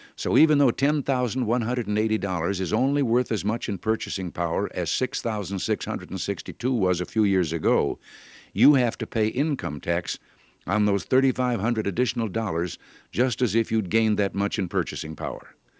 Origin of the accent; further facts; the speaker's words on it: Illinois, United States; moved away; As a boy growing up in Illinois